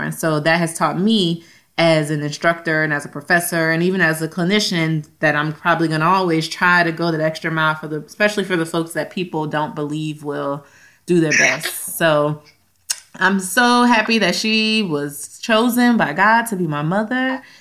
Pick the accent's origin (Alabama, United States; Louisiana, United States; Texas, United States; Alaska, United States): Louisiana, United States; We're from Louisiana